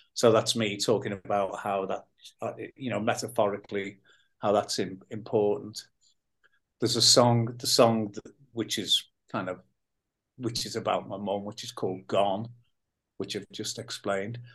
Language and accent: English; Liverpool, North West England, United Kingdom; born or raised there